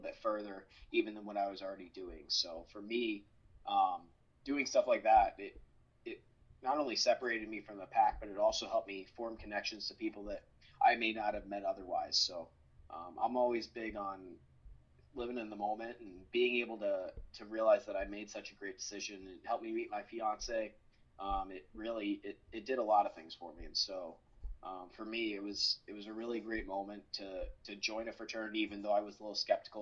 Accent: New Jersey, United States; I'm from New Jersey

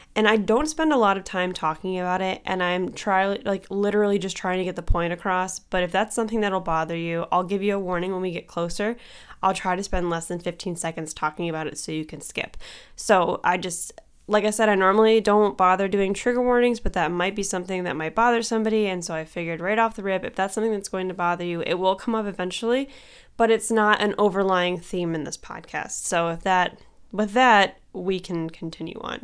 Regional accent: Cleveland, Ohio, United States; I'm from Cleveland

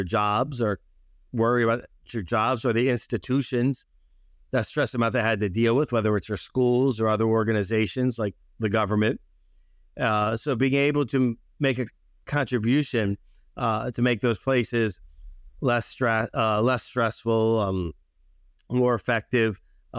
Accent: Baltimore, Maryland, United States; born there; also born or lived in Chicago; now in New York, United States; And I was born in Baltimore.

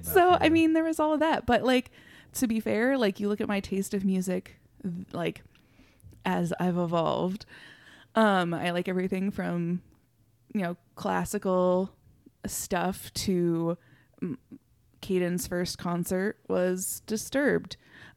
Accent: Iowa, United States; I grew up in Southern Iowa.

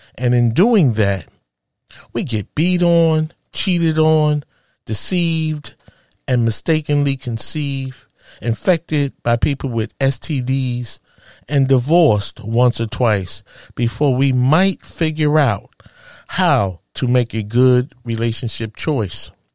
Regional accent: New York City, New York, United States; a woman from Harlem, USA, my hometown

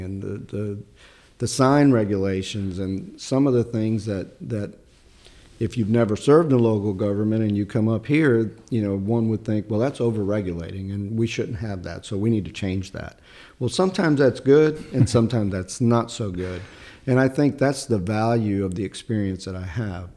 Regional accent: Chicago, Illinois, United States; English is a second language; moved away as an adult; also born or lived in Sicily, Italy; now in North Carolina, United States; I grew up in Chicago, originally born in Sicily.

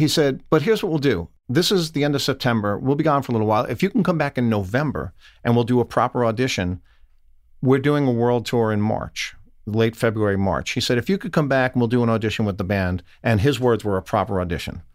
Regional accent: New York, United States; I'm an Italian from New York

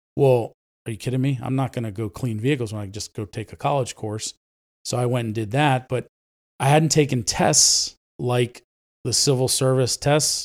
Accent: Ephrata, United States; first language Spanish; English is a second language; I was born and raised in Ephrata

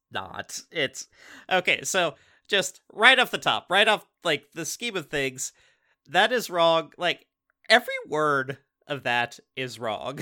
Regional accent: Tacoma, Washington, United States; we're, we're from Tacoma. Like, you know, we, we live in Pierce County.

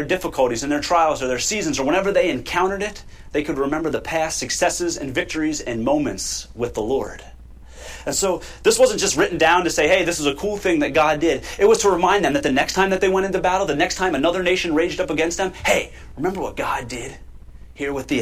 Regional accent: United States; We are American citizens

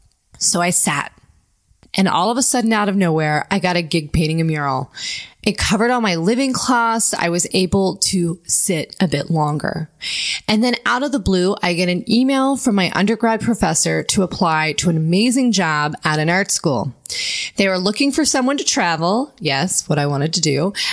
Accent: Ohio, United States; moved away as an adult; now in New York, United States; I had come from a really small town in Ohio, gone to college, and leaving my home state to go to Boston for grad school was a huge accomplishment

